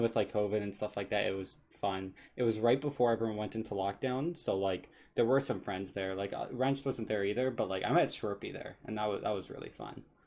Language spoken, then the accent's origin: English; Canada; I'm Canadian